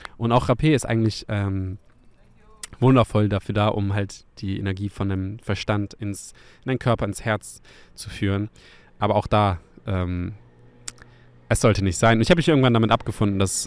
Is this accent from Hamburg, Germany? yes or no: yes; Hamburg, Germany; meine Heimatstadt Hamburg